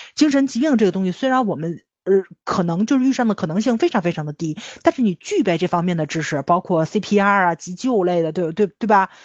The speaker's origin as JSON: {"language": "Chinese", "country": "China", "said": "咱中国人总看自己做得不好的地方"}